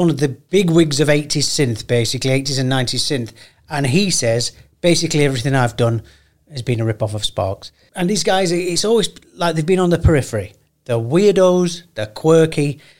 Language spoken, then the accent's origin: English; United Kingdom; I'm too British for it.